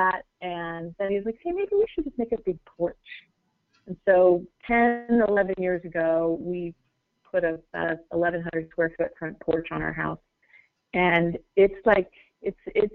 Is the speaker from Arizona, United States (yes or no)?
yes; Phoenix, Arizona, United States; I grew up actually in Moon Valley